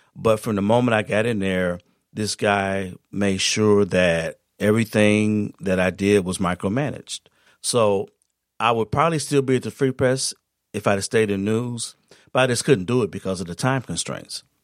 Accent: Saginaw, Michigan, United States; I'm from Saginaw.

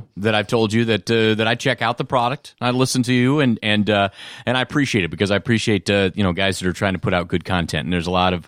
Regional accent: Champaign, Illinois, United States; Well, I grew up just outside of Champaign, Illinois. So, I mean, Illinois was my team and has always been my team.

